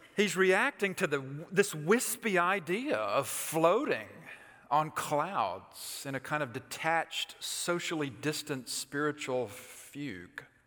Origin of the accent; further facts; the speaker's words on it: Alabama, United States; moved away; I'm from Alabama